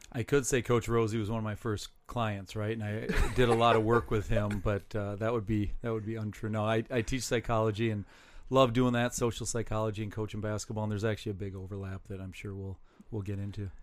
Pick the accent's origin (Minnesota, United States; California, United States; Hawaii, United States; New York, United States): Minnesota, United States; Saint Paul; I grew up in Saint Paul